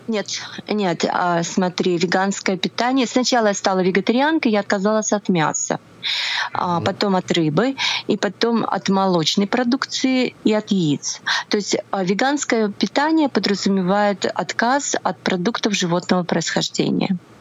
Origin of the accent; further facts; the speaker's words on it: Nizhny Novgorod, Nizhny Novgorod Oblast, Russia; moved away as an adult; also born or lived in Tatarstan / Ivanovo; now in Moscow, Russia; Я родилась в Татарстане, потом я переехала в Нижний Новгород, э, прожила я там все свое школьное детство.